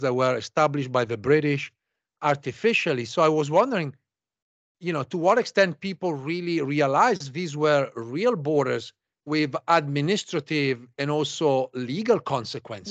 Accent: Italy; now in United States; I'm originally from Italy.

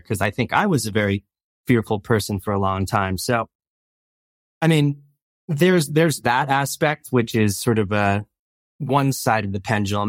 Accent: East Coast, New Jersey, United States; moved away as an adult; I grew up on the East Coast

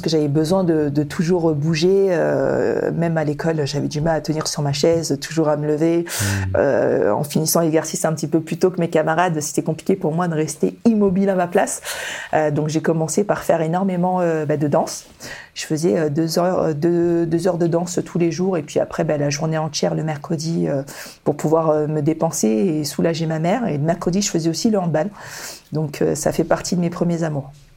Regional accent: Toulon, Provence-Alpes-Côte d'Azur, France; born or raised there; also born or lived in Dakar, Senegal

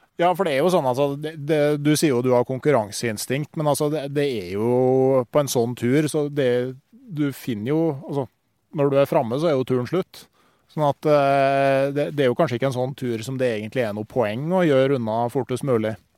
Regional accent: Gausdal, Innlandet, Norway; hjembygda mi, der jeg er oppvokst

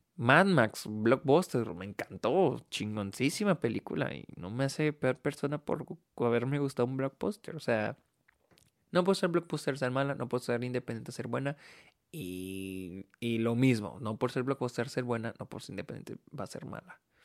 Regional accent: Mexico

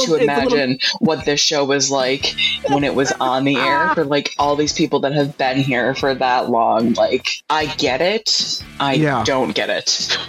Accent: South Carolina, United States; I was like … from South Carolina.

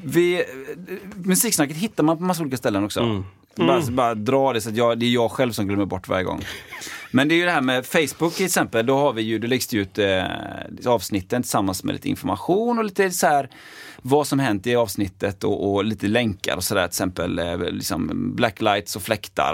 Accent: Partille, Västra Götaland, Sweden; jag är uppväxt i Partille

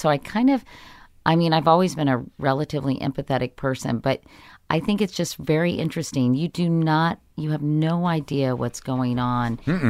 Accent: Arlington, Virginia, United States; I grew up in Arlington, Virginia.

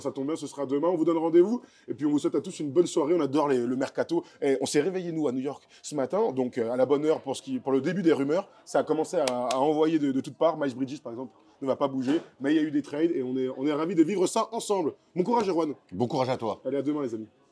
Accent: France; chez nous en France

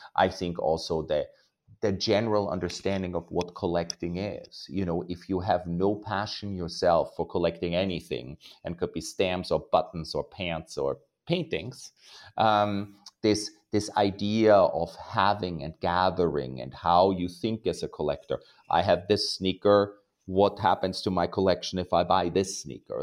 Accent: Austria; now in New York, United States; I was raised in Austria

